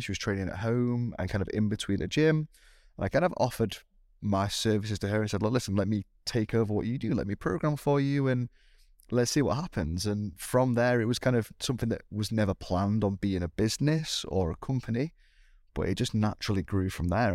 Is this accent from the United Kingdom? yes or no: yes; United Kingdom; me being, being British